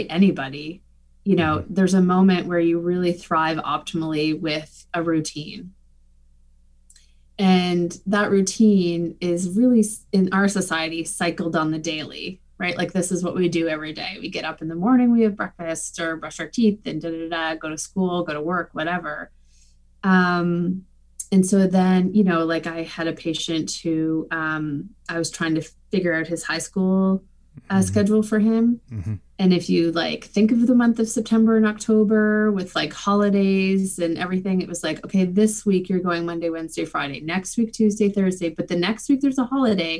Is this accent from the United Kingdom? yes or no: no; Saint John, New Brunswick, Canada; I grew up in St. John.